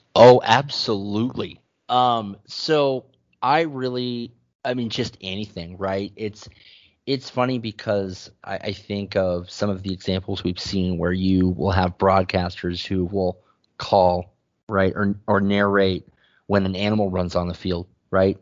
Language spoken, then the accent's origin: English; San Diego, California, United States; moved away; I'm originally from San Diego